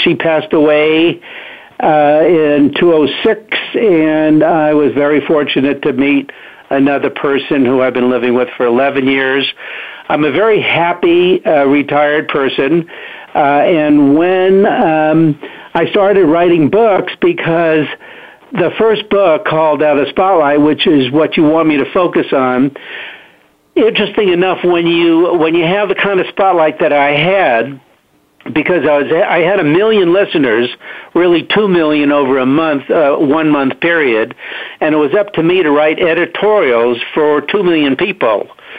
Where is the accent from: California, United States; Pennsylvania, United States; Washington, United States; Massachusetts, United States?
California, United States; Los Angeles; also born or lived in New York City, United States; First of all, I was born in New York City, and I went to high school out here in Los Angeles